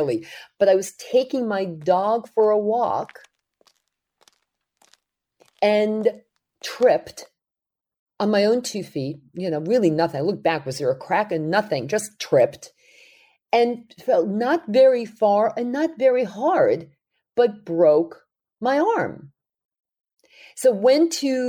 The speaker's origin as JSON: {"language": "English", "town": "New York City", "region": "New York", "country": "United States", "tie": "born or raised there", "said": "when I was growing up in Brooklyn"}